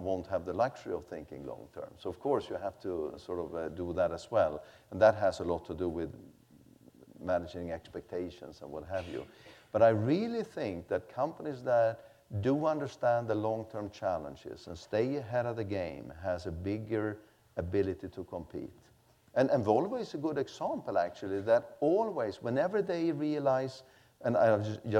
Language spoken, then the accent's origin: English; Sweden; I come from Sweden